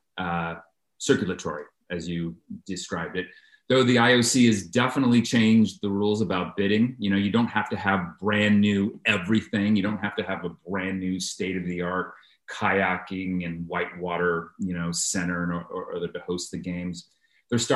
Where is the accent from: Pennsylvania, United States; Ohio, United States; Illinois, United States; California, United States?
California, United States; San Francisco; I'm from San Francisco.